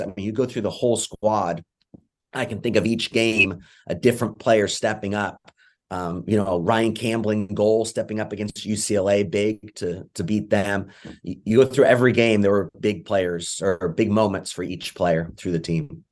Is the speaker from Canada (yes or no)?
no; England, United Kingdom; moved away; I'm originally from England